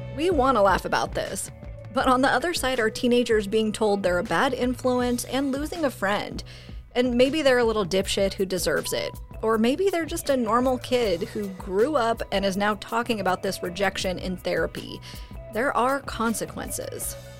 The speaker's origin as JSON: {"language": "English", "town": "Fresno", "region": "California", "country": "United States", "said": "I'm originally from Fresno."}